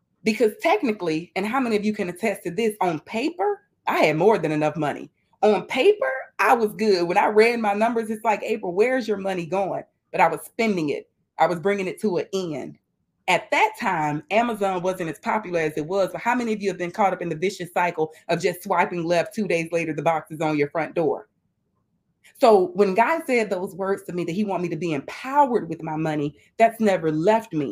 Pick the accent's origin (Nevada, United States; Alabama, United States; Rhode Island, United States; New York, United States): Alabama, United States; Mobile; now in Tampa, United States; But I live in Tampa, Florida, and I'm originally from Mobile, Alabama